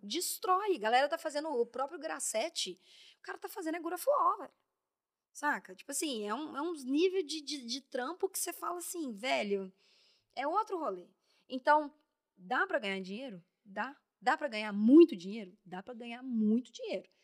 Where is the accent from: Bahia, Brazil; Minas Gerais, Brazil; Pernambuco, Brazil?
Minas Gerais, Brazil; Belo Horizonte; moved away as an adult; now in São Paulo, Brazil; saí de BH, sapatão, mulher, mineira